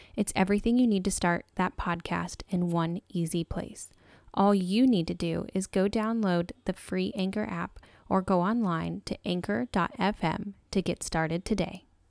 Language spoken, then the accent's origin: English; Texas, United States; moved away; also born or lived in California; I grew up born and raised in Texas and eventually moved to California